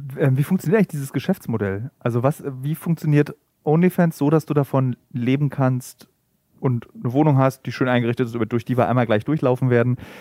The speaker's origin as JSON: {"language": "German", "region": "East Germany", "country": "Germany", "tie": "born or raised there", "lives_now": "Berlin, Germany", "said": "Ich wurde im Übrigen aufgezogen noch mit die Nacktheit einer Frau, also ich komme aus dem Osten"}